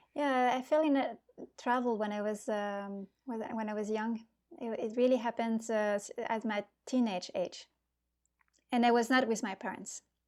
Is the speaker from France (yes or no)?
yes; near Bordeaux, Nouvelle-Aquitaine, France; moved away; I'm from southwest of France. It's near Bordeaux.